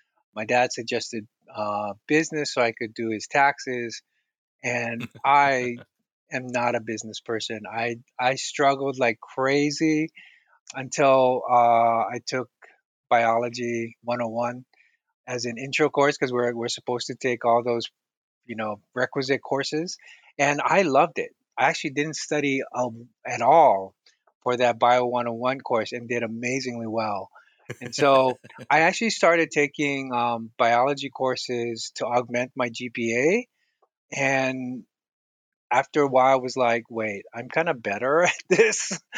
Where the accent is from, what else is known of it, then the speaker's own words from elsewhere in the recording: Hawaii, United States; So I was born and raised in Hawaii. And so a lot of my upbringing was in the Pacific.